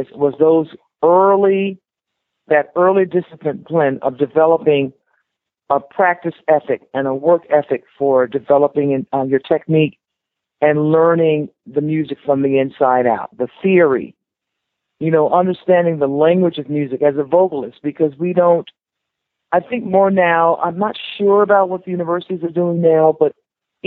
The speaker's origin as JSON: {"language": "English", "town": "Miami", "region": "Florida", "country": "United States", "tie": "born or raised there", "said": "Growing up in Miami is so beautiful"}